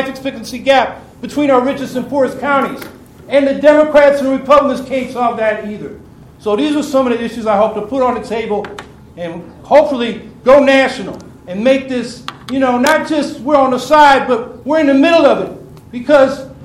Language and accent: English; San Francisco Bay Area, California, United States; now in Syracuse, United States; I came up in the San Francisco Bay Area